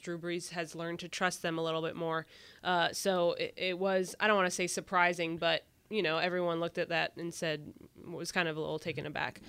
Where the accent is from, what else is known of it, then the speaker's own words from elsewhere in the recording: Texas, United States; I'm from Texas